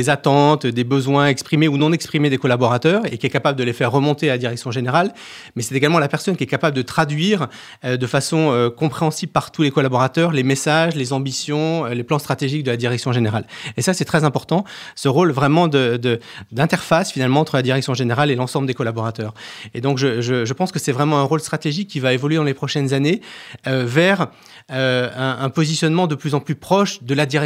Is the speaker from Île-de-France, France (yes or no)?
no; Saint-Étienne, Auvergne-Rhône-Alpes, France; Parce que je suis stéphanois, effectivement.